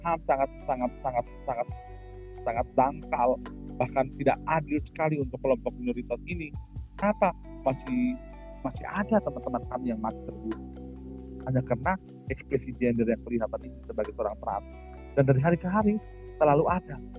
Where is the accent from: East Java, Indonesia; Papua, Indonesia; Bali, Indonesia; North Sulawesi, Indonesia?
Papua, Indonesia; Merauke; moved away as an adult; now in Maumere, Indonesia; Maumere udah merupakan tempat kelahiran, tanah kelahiran saya. Tetapi saya, umur enam bulan, saya sudah dibawa orang tua dan kami tinggal besar dan saya hidup lama di Papua, di Merauke.